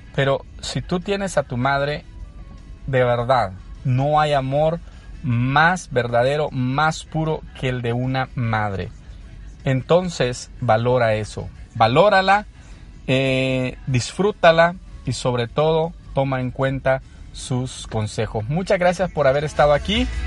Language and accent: Spanish; San Salvador, El Salvador; moved away as an adult; now in United States; soy de origen salvadoreño, eh, nací en un barrio de, la, de San Salvador, conocido como Sacamil, el área de la colonia Sacamil. ahí hice toda mi escuela